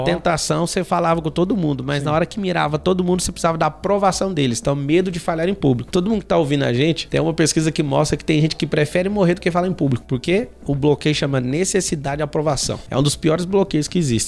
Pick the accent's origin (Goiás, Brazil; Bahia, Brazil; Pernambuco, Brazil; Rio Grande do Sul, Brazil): Goiás, Brazil; now in São Paulo, Brazil; moro hoje em São Paulo, Alphaville, sou de Goiás